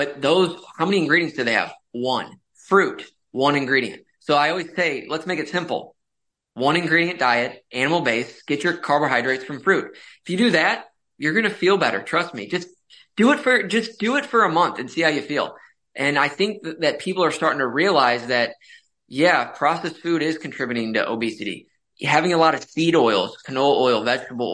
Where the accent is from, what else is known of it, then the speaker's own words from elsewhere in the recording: St. Louis, Missouri, United States; born and raised in St. Louis, Missouri, went to medical school in Kansas City.